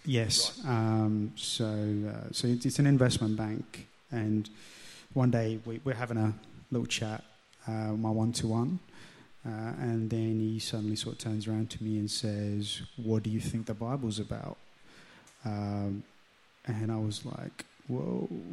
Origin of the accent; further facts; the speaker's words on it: London, United Kingdom; accent: English; moved away as an adult; now in Central Coast, Australia; the area where I grew up in London. So um, it was sort of inner city